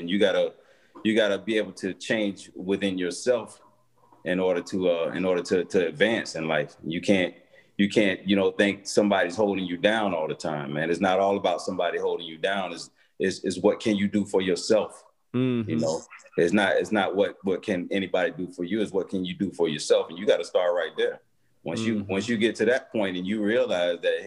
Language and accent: English; Tampa, Florida, United States; also born or lived in Camp Lejeune, North Carolina; I grew up in East Tampa, in the projects